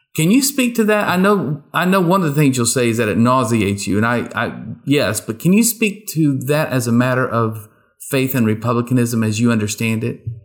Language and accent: English; rural East Texas, United States; I grew up in rural East Texas